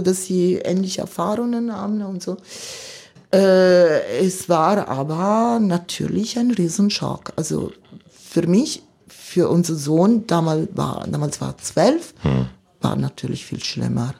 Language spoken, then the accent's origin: German; Milan, Lombardy, Italy; German is a second language; moved away as an adult; now in Cottbus, Germany; ich bin äh, Mailänderin, äh, komme ich aus der Stadt Mailand. Äh, seit Generationen sind wir Mailänder